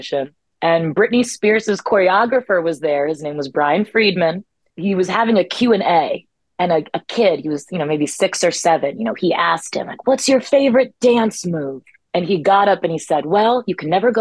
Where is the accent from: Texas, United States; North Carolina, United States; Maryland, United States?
Maryland, United States; Columbia; I grew up in Columbia, Maryland. I'm a Columbia, Maryland native.